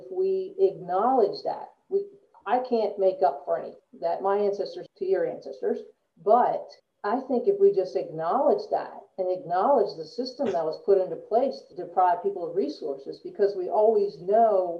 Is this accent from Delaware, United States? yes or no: yes; Delaware, United States; growing up, I grew up in Delaware.